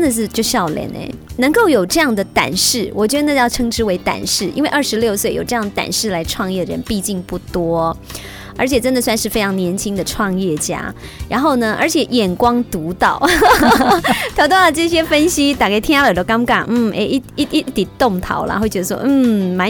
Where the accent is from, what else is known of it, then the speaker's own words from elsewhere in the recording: Taoyuan, Taiwan; 特别是身为台湾人，